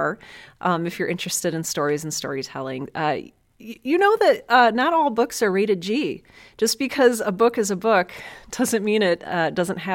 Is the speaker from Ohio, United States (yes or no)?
yes; Cleveland, Ohio, United States; I was born and raised in Cleveland, Ohio, one of the best cities on the planet